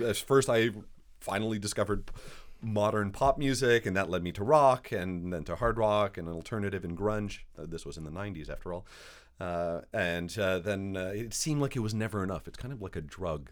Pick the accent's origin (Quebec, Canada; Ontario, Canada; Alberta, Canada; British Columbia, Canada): Quebec, Canada; Montreal; moved away as an adult; also born or lived in New York City; now in Winnipeg, Canada; I grew up in Montreal. I was, uh, raised in a Greek household in an Italian neighborhood in French Canada